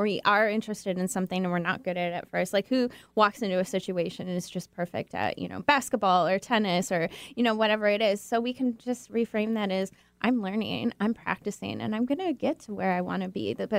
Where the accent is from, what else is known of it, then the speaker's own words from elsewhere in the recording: Michigan, United States; now in Seattle, United States; Well, I'm from Michigan, so.